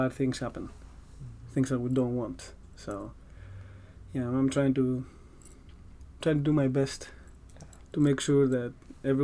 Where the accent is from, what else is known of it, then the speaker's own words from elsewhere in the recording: Greece; accent: Greek; English is a second language; now in United States; my weird Greek accent